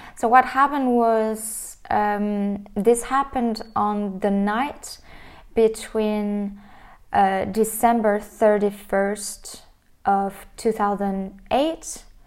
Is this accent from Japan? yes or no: no; France; I was raised in France